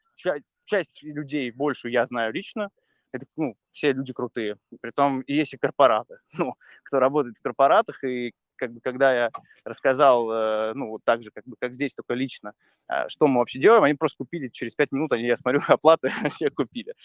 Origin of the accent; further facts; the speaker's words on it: Saint Petersburg, Russia; moved away as an adult; я из Питера родом, я как бы жил там до 31